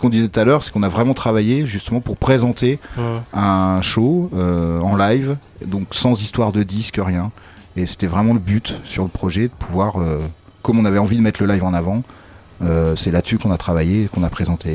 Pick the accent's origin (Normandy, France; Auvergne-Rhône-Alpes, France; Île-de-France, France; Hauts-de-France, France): Normandy, France; Caen; je viens de Caen